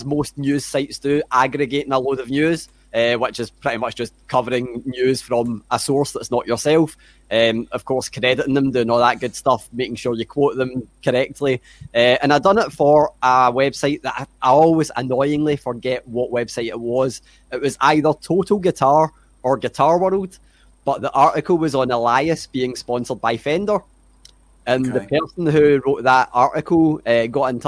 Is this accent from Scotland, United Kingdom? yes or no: yes; Glasgow, Scotland, United Kingdom; accent: Scottish; So I'm from Glasgow, you know, right in the middle of Scotland